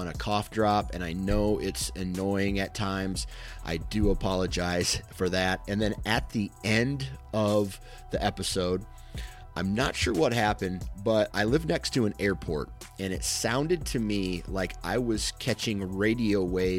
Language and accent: English; Mount Pleasant, Iowa, United States; I come from a town in Iowa